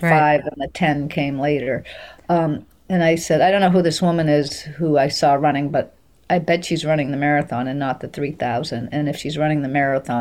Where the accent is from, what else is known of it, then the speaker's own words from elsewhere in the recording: Maine, United States; my hometown